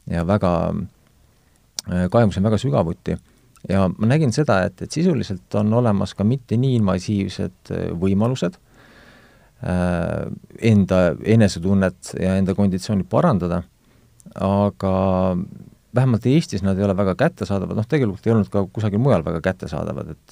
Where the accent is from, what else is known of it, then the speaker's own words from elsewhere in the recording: Estonia; olen mõnes mõttes väga tavaline Eesti mees